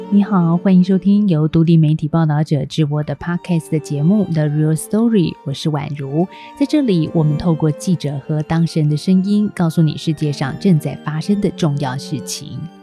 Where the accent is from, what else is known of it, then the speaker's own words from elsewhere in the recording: Taiwan; 让我们台湾人都感到有一点负担沉重了